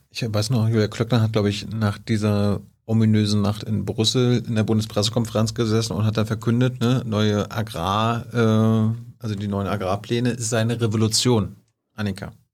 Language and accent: German; Mecklenburg-Vorpommern, Germany; ich komme ja aus MacPom